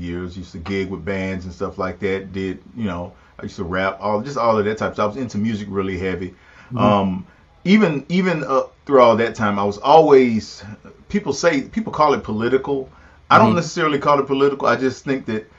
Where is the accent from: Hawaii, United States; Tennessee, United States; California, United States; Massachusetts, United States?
Tennessee, United States; Pulaski; I was raised in Pulaski, Tennessee